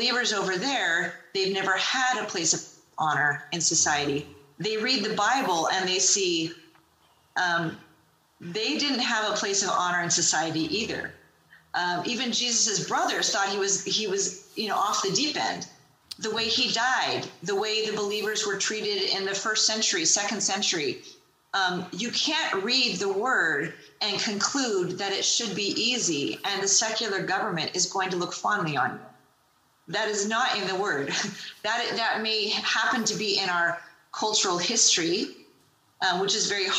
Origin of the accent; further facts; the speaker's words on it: United States; I love being an American